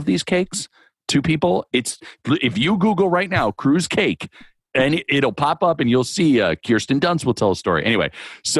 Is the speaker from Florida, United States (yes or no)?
yes; Sarasota, Florida, United States; also born or lived in Connecticut; my mom and I moved to Florida in 86